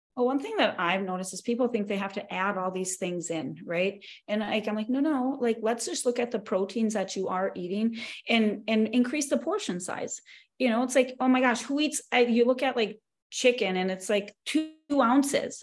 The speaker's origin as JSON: {"language": "English", "region": "North Dakota", "country": "United States", "tie": "born or raised there", "moved": "as an adult", "lives_now": "Arizona, United States", "said": "I am born and raised in North Dakota, but currently my husband and I just we moved to Arizona."}